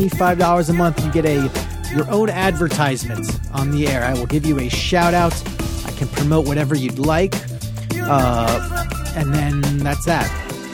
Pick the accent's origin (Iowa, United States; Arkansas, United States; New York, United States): New York, United States; Long Island; Neither. And I'm from Long Island, so that's, we're lucky people.